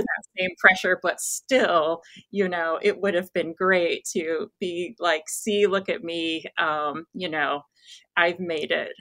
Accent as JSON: {"language": "English", "region": "Midwest", "country": "United States", "tie": "born or raised there", "said": "born and raised in America, I couldn't feel more American, um, specifically Midwestern."}